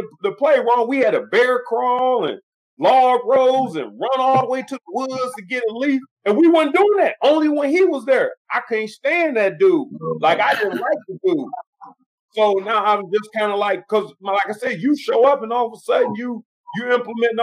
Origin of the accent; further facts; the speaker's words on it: Midwest, United States; moved away; I'm from the Midwest